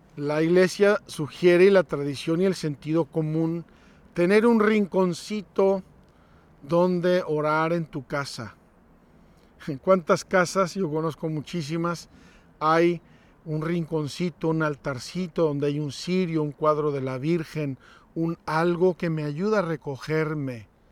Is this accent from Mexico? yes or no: yes; Mexico; Unos chiles que se hacen en mi tierra